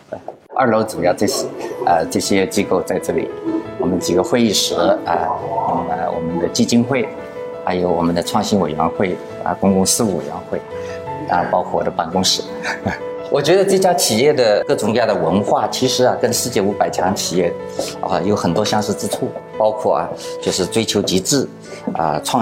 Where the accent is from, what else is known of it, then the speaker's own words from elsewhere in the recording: Suzhou, Jiangsu, China; moved away as an adult; also born or lived in Shanghai / Shenzhen; 我苏州人，